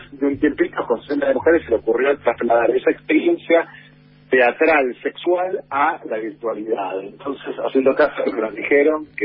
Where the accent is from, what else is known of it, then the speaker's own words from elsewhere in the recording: Argentina; also born or lived in Colombia; Y encima nosotros tenemos un acento muy marcado, muy imperativo.